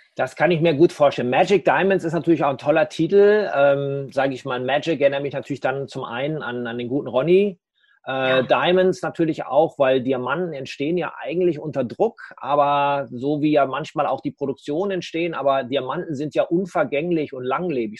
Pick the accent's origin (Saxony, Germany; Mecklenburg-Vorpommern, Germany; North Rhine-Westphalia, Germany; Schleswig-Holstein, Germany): North Rhine-Westphalia, Germany; Dortmund; in meiner Heimatstadt Dortmund